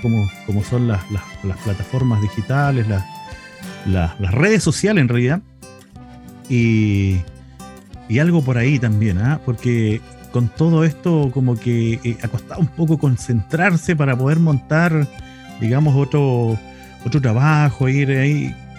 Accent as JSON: {"language": "Spanish", "country": "Chile", "said": "nosotros como identidad chilena"}